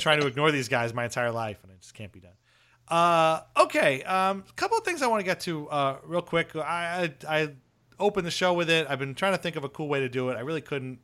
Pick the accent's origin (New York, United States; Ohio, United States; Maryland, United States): New York, United States; Seaford; where I grew up in Seaford